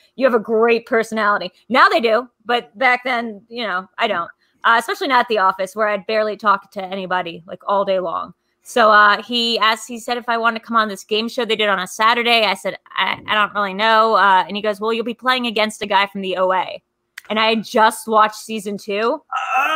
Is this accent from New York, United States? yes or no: yes; New York, United States; moved away; I'm like from New York originally.